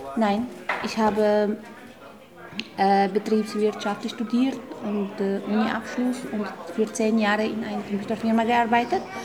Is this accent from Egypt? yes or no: yes; Egypt; German is a second language; moved away as an adult; now in Vienna, Austria; Ich komme aus Ägypten